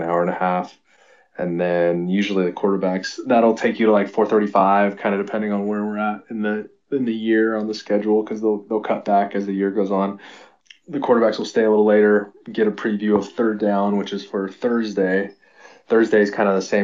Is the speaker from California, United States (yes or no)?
yes; Salinas, California, United States; we're both from Salinas here in California